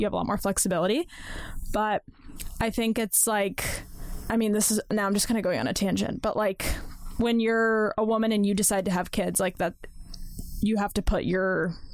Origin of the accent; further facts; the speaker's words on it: Washington, United States; I'm from Washington State